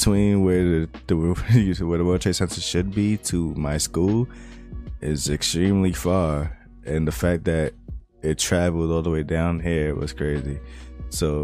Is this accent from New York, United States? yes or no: yes; New York, United States; I've been born and raised in New York